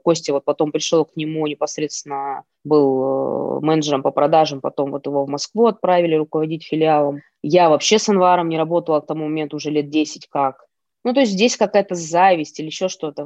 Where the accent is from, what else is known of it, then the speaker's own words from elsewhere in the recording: Ust-Kamenogorsk, East Kazakhstan Region, Kazakhstan; moved away as an adult; also born or lived in Moscow, Russia; now in Novosibirsk, Russia; я из Казахстана, с Усть-Каменогорска, с небольшого. маленького городишке.